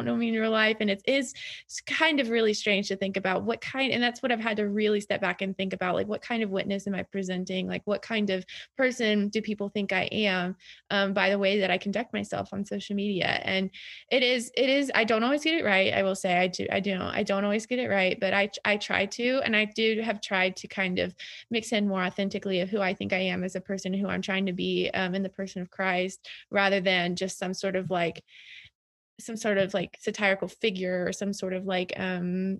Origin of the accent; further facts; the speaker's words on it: the South, Southern United States, United States; as a Southerner